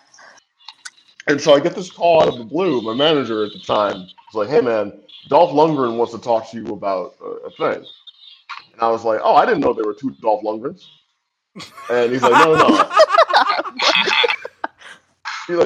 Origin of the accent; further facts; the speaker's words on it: St. Louis, Missouri, United States; moved away as an adult; also born or lived in New York; I'm from St. Louis. Like, you know, I didn't meet a Puerto Rican until I went to NYU